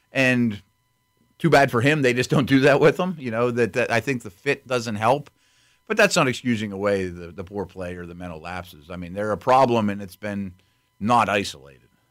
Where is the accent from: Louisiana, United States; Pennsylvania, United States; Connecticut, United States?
Pennsylvania, United States; Pittsburgh; I was born in Pittsburgh in seventy-three with Steel Curtain